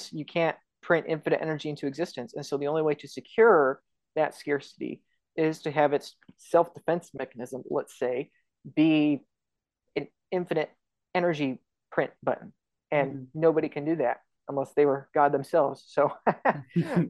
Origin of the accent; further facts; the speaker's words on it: United States; I'm an American